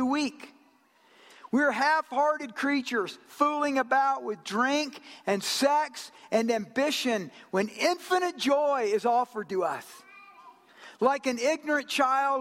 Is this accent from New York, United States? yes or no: no; Georgia, United States; also born or lived in Japan; I'm from Georgia